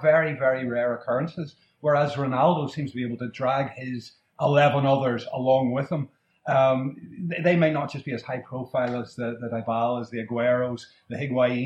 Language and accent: English; Northern Ireland, United Kingdom; I'm from Northern Ireland